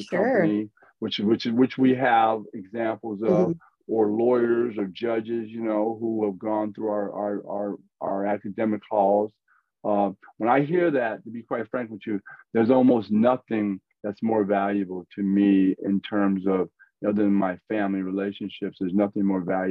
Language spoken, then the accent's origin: English; Los Angeles, California, United States; I'm a kid from South Central LA. And I say that because I grew up off the streets